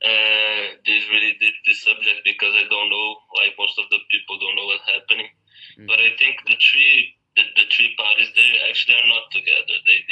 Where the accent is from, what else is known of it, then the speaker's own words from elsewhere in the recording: Rio de Janeiro, Brazil; English is a second language; moved away as an adult; now in Lisbon, Portugal; We're both from Rio